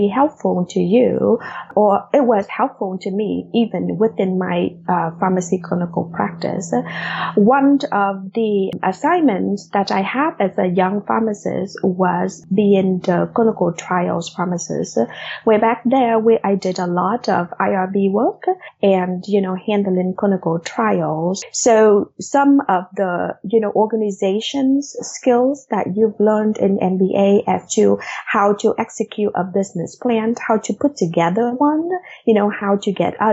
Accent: Vietnam; English is a second language; moved away as an adult; also born or lived in Des Moines, Iowa; now in United States; I actually had just, finished high school in Vietnam 2 days before we got on

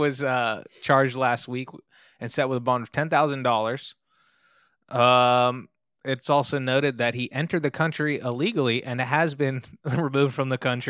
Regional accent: Long Beach, California, United States; born and raised in Long Beach.

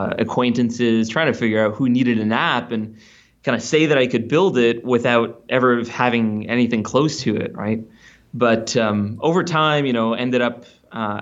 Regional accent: Ottawa, Ontario, Canada; in my hometown in Ottawa, Canada.

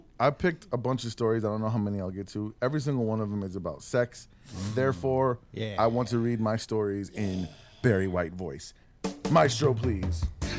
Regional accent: Netherlands; I'm from Holland. Isn't that weird?

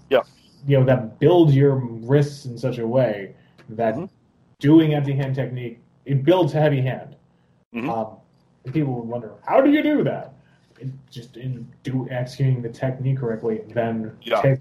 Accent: Philadelphia, Pennsylvania, United States; I'm from Philly, so I mean Rocky.

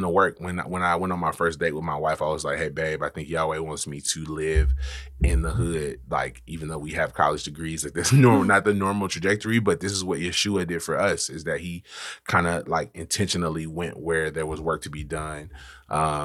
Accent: Memphis, Tennessee, United States; also born or lived in Wheaton, Illinois; now in Memphis, United States; I grew up in White Haven and then graduated from high school

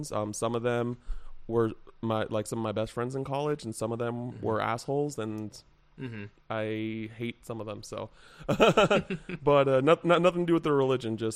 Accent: Wichita, Kansas, United States; also born or lived in England; and my dad's from Kansas, so uh, we moved like to Kansas, uh, Wichita, Kansas, when

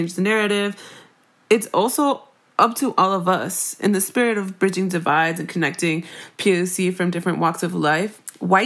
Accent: Miami, Florida, United States; growing up in Miami

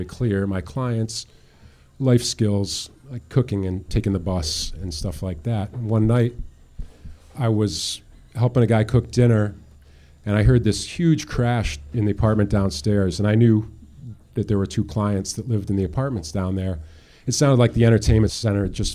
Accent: New York, United States; moved away; also born or lived in Tucson, Arizona; I was born in New York

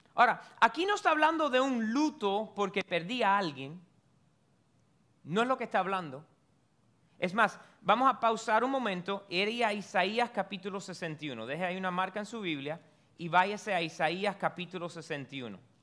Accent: United States; yo soy americano porque nací aquí

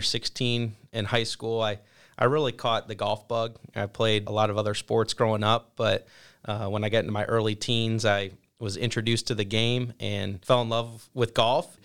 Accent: Perrysburg, Ohio, United States; moved away as an adult; also born or lived in Fayetteville, North Carolina; I grew up in a town called Perrysburg, Ohio. It's in the northwest part of the state near Toledo, and lived there for my first eighteen years.

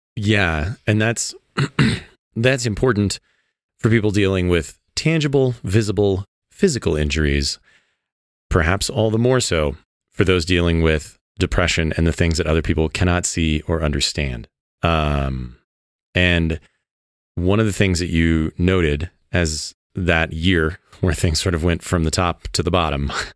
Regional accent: Midwest, United States; I grew up in the Midwest where, you know, tiny small town

